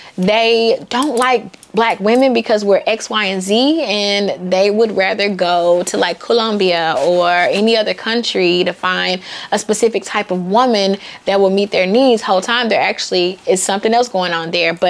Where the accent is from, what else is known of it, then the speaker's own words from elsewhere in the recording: the South, United States; I'm from the South, and the deeper South, the meaner South